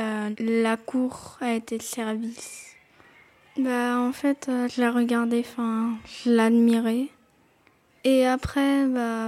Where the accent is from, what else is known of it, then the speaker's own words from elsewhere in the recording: Montpellier, Occitania, France; j'ai 10 ans, je suis née à Montpellier